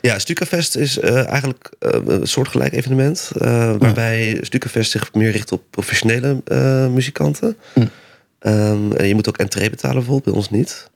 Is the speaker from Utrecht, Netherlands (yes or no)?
yes; Amersfoort, Utrecht, Netherlands; ik kom dan uit Amersfoort